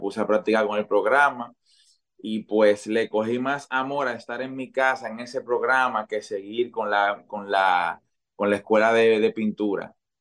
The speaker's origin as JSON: {"language": "Spanish", "region": "San Pedro de Macorís", "country": "Dominican Republic", "said": "en San Pedro de Macorís, que es de donde soy."}